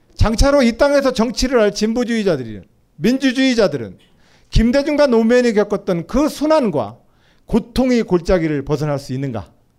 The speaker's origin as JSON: {"language": "Korean", "town": "Nonsan", "region": "South Chungcheong", "country": "South Korea", "tie": "born or raised there", "said": "제 고향 논산시 노성들판에"}